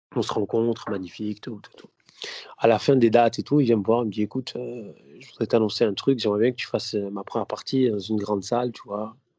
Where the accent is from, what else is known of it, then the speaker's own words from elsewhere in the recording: Vitrolles, Provence-Alpes-Côte d'Azur, France; moi, je viens de Vitrolles. Tu vois, je suis, de Vitrolles